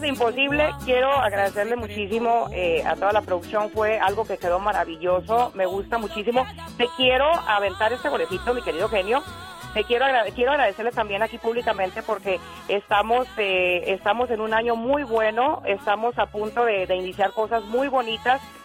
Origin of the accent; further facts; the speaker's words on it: Michoacán, Mexico; como decimos allá en Michoacán